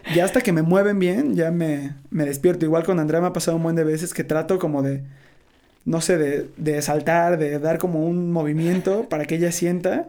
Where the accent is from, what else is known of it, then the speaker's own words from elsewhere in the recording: Veracruz, Mexico; moved away; soy de Veracruz